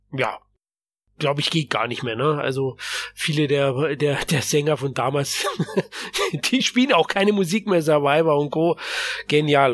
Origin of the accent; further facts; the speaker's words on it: Germany; bei uns in Deutschland